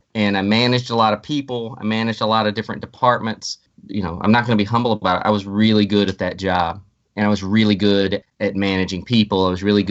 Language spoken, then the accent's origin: English; Springfield, Missouri, United States; my hometown of Springfield, Missouri.